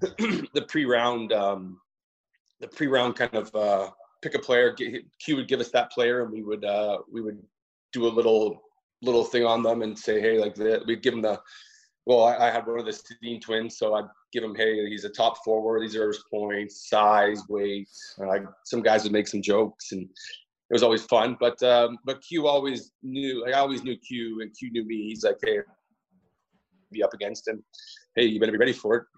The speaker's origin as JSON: {"language": "English", "town": "Toronto", "region": "Ontario", "country": "Canada", "tie": "born or raised there", "said": "So I grew up in uh, Toronto, Ontario. Well, Mimico, but uh, just a little a little community inside Toronto"}